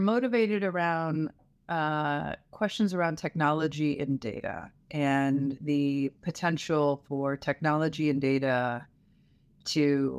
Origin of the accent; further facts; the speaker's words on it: Louisville, Kentucky, United States; also born or lived in southeastern United States; But I hail from Louisville, Kentucky, and lived all over the southeastern United States growing up.